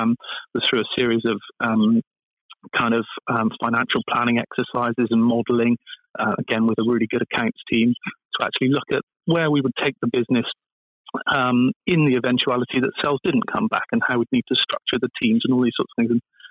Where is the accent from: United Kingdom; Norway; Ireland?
United Kingdom; Bristol, South West England; I'm from Bristol, and we've got a big aerospace industry here